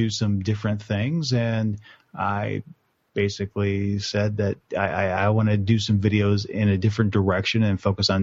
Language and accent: English; Texas, United States; I grew up in Texas, and we played in the dirt